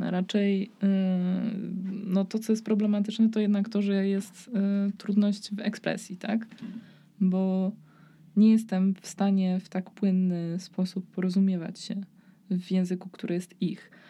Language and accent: Polish; Poland; przez to, że pochodzę z Polski, to będzie mi trudniej znaleźć pracę oraz e, że e, moja edukacja jest mniej warta przez to, że pochodzę z Polski